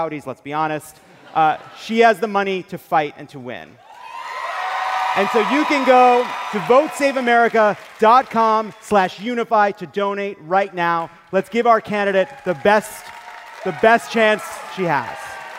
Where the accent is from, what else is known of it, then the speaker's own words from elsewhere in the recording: Los Angeles, California, United States; We are from Los Angeles, all right? A ton of costume designers, including gay costume designers.